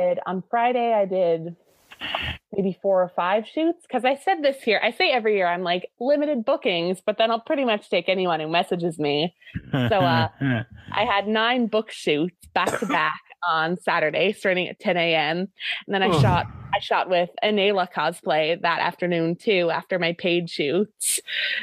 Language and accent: English; Newfoundland and Labrador, Canada; I'm from Newfoundland, which is like on the very east coast of Canada